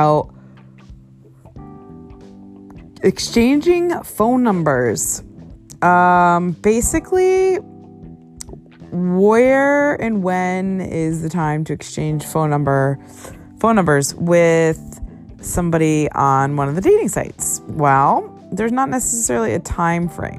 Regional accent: New England, United States; now in Los Angeles, United States; I'm from New England

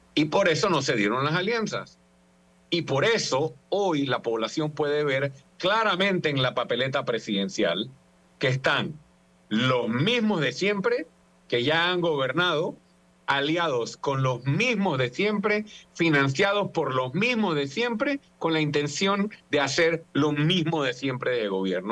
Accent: Panama; fui como panameño

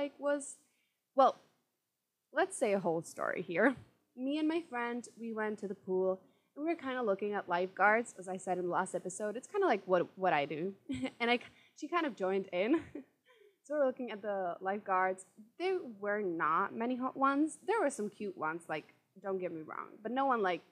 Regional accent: Czechia; I'm from Czech Republic

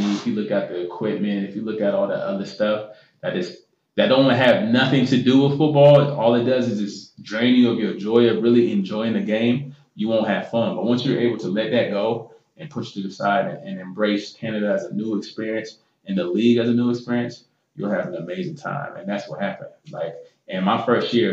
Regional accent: United States

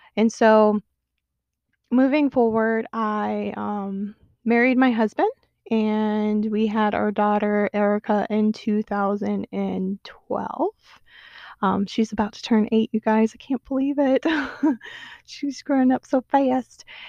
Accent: Atlanta, Georgia, United States; I grew up in Atlanta

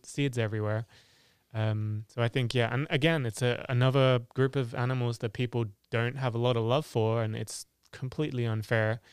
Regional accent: England, United Kingdom; born or raised there; moved away

